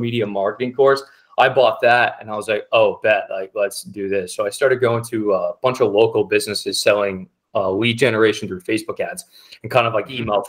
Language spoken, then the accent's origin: English; near Tampa, Florida, United States; I grew up in Florida by Tampa